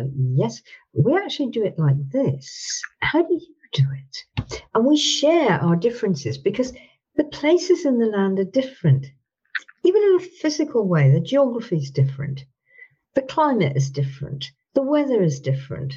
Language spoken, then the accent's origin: English; England, United Kingdom; I'm from Britain.